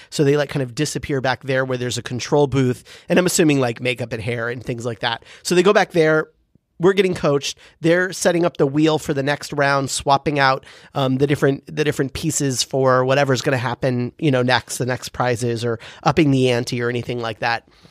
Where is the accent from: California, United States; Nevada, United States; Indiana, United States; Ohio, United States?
California, United States; San Diego; growing up in San Diego with my mom and sister